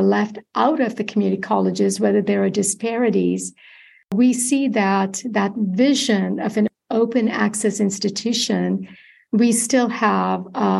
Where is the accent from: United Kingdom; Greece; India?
India; Kerala; also born or lived in Bakersfield, United States; now in United States; I grew up in Kerala, India, which is a coastal region, southwestern tip of the subcontinent.